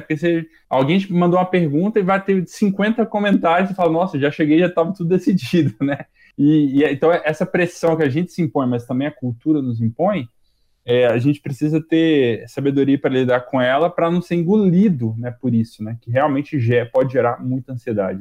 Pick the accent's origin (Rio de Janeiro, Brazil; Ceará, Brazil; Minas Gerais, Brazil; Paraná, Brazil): Minas Gerais, Brazil; now in São Paulo, Brazil; Eu sou de Minas